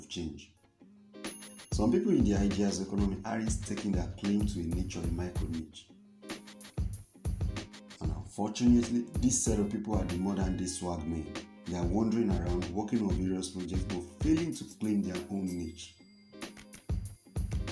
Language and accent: English; Nigeria; I'm a Nigerian by birth